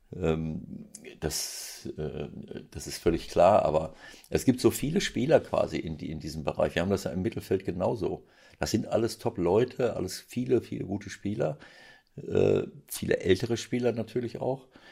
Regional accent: Bielefeld region, North Rhine-Westphalia, Germany; now in Mönchengladbach, Germany; Bielefeld würde mir das Herz bluten äh, aus meiner Heimatregion

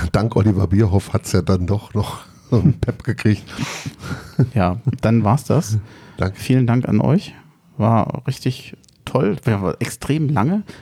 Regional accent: Brandenburg, Germany; also born or lived in Berlin; now in Bonn, Germany; Geboren in Berlin, aufgewachsen in Brandenburg und jetzt seit elf Jahren in Bonn.

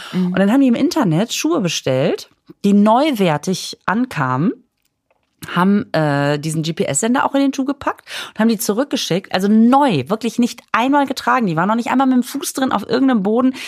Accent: Düsseldorf, North Rhine-Westphalia, Germany; ich komme ja aus Düsseldorf.

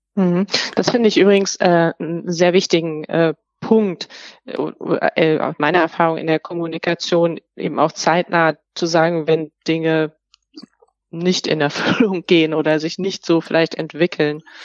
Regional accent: Germany; wir als Deutsche

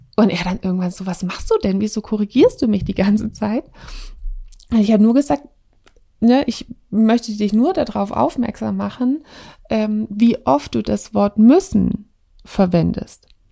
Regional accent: Swabia, Germany; wir kommen aus dem Schwabenland.

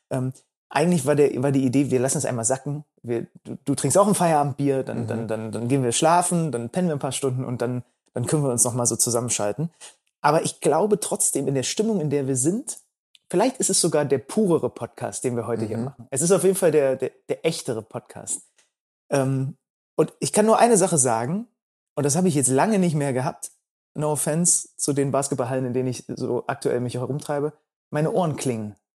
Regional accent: Berlin, Germany; Per kommt aus ähm, Hamburg, ich komme aus Berlin

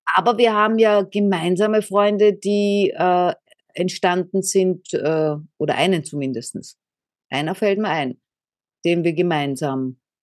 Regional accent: Austria; bin aus Österreich

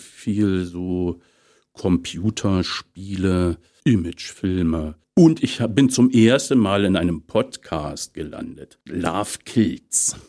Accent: Potsdam, Brandenburg, Germany; Ich bin ja gebürtiger Brandenburger, mhm. geboren in Potsdam

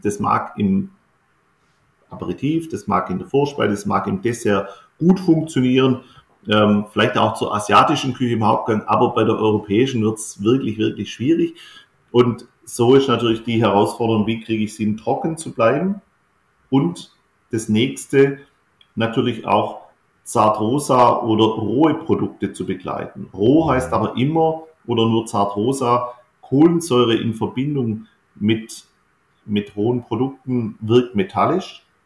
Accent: Baden-Württemberg, Germany; bei uns in Württemberg

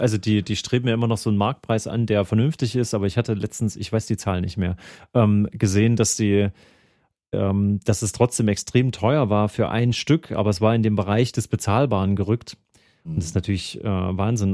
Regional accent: Thuringia, Germany; ich komme aus Thüringen

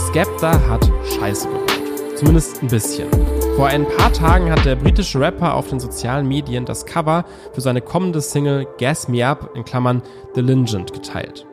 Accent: Germany

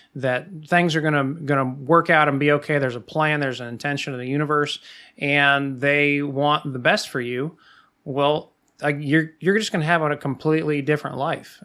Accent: Midwest, United States; growing up in the Midwest

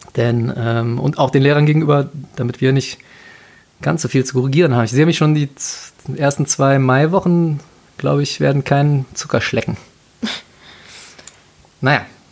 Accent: Cologne, North Rhine-Westphalia, Germany; als Kölner und Karnevalist

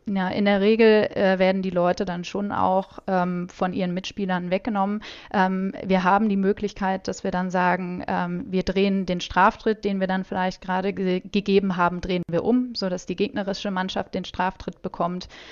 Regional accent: Germany; mich auch als Deutsche

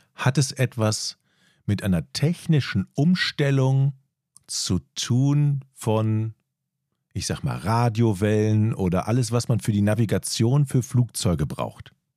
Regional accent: North Rhine-Westphalia, Germany; moved away; also born or lived in northern Germany; weil ich ja aus dem Rheinland komme, wie man an, meiner, meinem Dialekt eindeutig hört

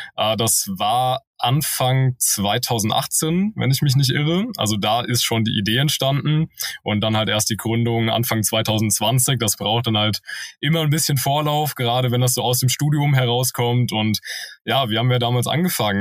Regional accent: Wiesbaden, Hesse, Germany; moved away as an adult; also born or lived in Cologne; da habe ich eine Eventagentur gegründet in meiner Heimatstadt Wiesbaden. Ähm, genau, da habe ich Abitur gemacht

